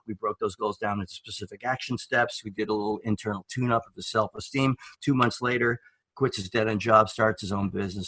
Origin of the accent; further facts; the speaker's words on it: New York, United States; moved away as an adult; now in Oregon, United States; I'm from New York